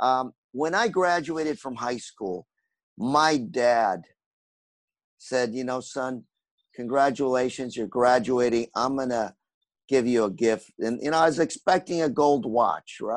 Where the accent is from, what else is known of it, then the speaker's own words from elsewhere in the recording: Anaheim, California, United States; I went to the same apartments I grew up in Anaheim